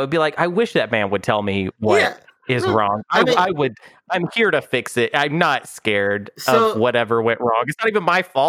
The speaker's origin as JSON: {"language": "English", "region": "Arkansas", "country": "United States", "also_born_or_lived": "South Korea", "said": "I am from Arkansas, okay? I have an Arkansas mouth and an Arkansas brain"}